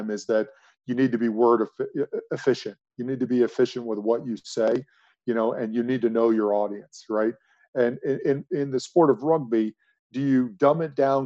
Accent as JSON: {"language": "English", "country": "United States", "also_born_or_lived": "United Kingdom", "moved": "as an adult", "said": "being an American in a UK environment"}